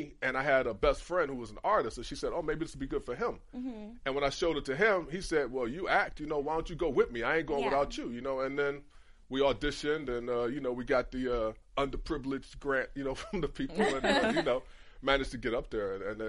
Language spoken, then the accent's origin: English; Cleveland, Ohio, United States; moved away; also born or lived in Michigan; Cleveland is pretty segregated on the west side. I didn't even know the west side existed when I was growing up.